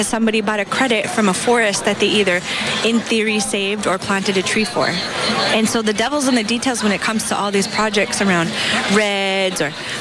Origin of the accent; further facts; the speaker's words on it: Fort Berthold Reservation, North Dakota, United States; moved away; grew up in North Dakota, grew up on the Fort Berthold Reservation